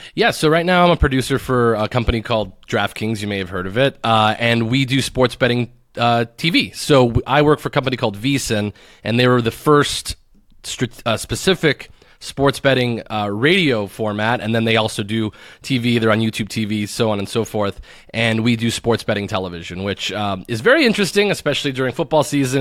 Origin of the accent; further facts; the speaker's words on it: Tucson, Arizona, United States; moved away as an adult; now in Las Vegas, United States; I'm originally from Tucson, Arizona, which is a small town that everybody tries to get out of.